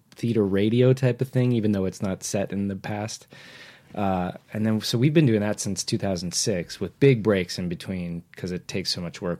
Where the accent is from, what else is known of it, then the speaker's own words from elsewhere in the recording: Whittier, California, United States; I grew up in Nixon's hometown